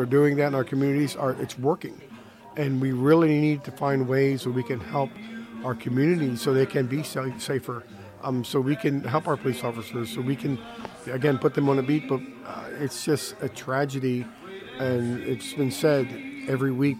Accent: Baltimore, Maryland, United States; being raised in the Baltimore area

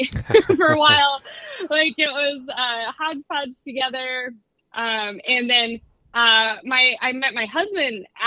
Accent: Juneau, Alaska, United States; I grew up on Shelter Island just outside of Juneau

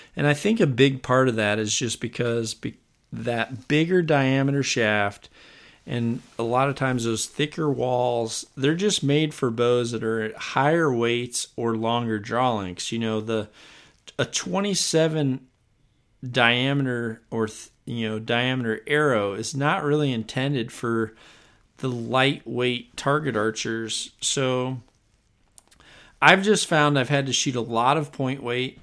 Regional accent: Iowa, United States; here in my home state of Iowa

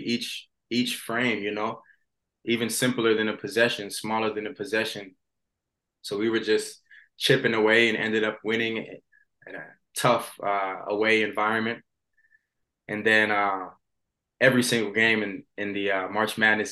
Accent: Gainesville, Florida, United States; I'm from Gainesville.

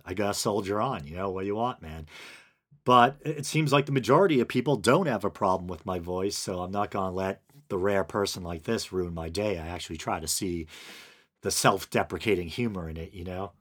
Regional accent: New England, United States; accent: New England; my New England accent

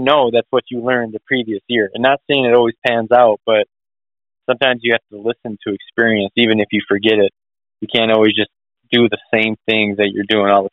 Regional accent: Wisconsin, United States; growing up in Wisconsin

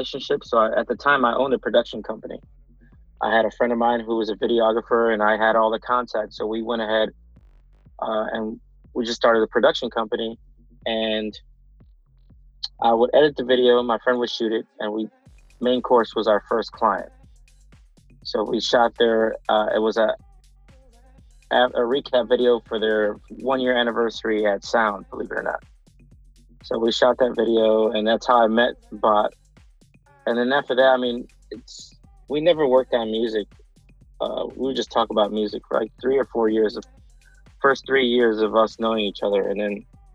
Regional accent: Cleveland, Ohio, United States; I'm originally from Cleveland, Ohio

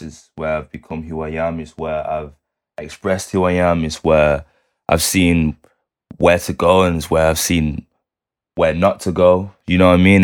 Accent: Manchester, North West England, United Kingdom; that's my hometown, man. It's where I'm born and raised

